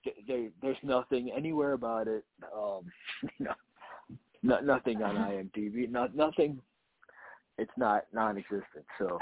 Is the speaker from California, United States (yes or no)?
no; Florida, United States; from Ohio. I grew up in South Florida, so just my entire family is from the Ohio area.